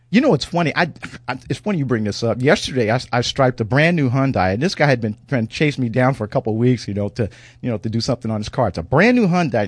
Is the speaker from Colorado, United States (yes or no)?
no; St. Louis, Missouri, United States; I grew up in Saint Louis, Missouri